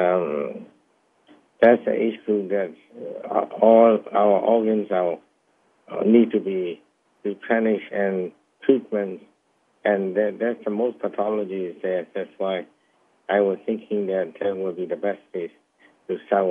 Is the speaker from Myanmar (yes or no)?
yes; Myanmar; now in Alberta, Canada; I'm originally a Chinese descendant, and I was born in Burma